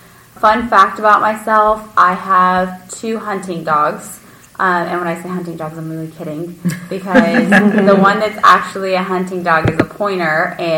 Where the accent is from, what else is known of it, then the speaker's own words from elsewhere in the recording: San Antonio, Texas, United States; moved away as an adult; also born or lived in Austin; now in Dallas, United States; So I was born and raised in San Antonio, and then I went to school here. I went to St. Mary's for undergrad, then moved up to Dallas for the first time when I left home to go to SMU for law school.